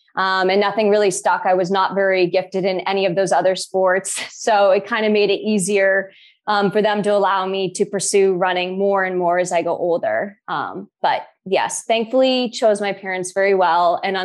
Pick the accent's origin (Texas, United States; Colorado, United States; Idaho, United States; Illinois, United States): Colorado, United States; Boulder; I grew up in Boulder, Colorado for the first 5 years of my life. And I grew up running up in the mountains and into the Flatiron Hills.